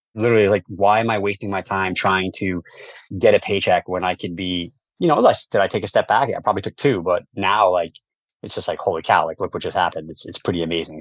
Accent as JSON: {"language": "English", "town": "New York City", "region": "New York", "country": "United States", "tie": "born or raised there", "said": "growing up in New York City"}